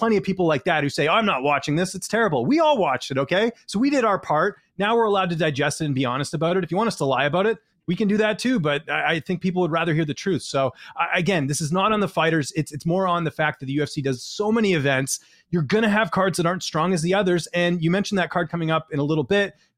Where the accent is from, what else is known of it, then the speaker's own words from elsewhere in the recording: Canada; I'm Canadian